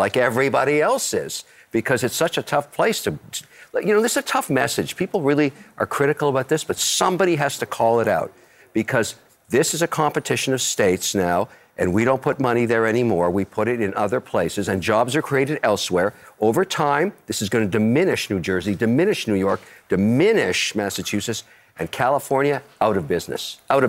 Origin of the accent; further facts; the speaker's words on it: Canada; You know, I'm a Canadian, I'm Emirati, and I'm also Irish.